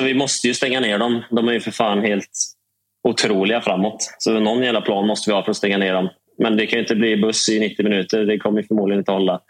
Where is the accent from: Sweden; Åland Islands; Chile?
Sweden; Trollhättan, Västra Götaland; Gräddhyllan i Trollhättan, vet du. Sandhem eh, fint. Precis bredvid fotbollsplanen där jag växte upp